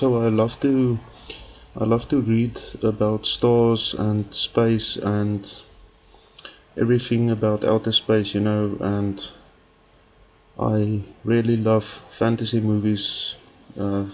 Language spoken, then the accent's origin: English; South Africa; accent: Afrikaans; English is a second language; I'm actually speaking English with an Afrikaans accent